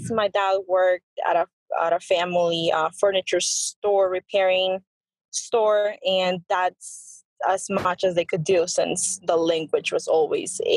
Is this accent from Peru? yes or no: yes; Peru; moved away; I was born in Peru.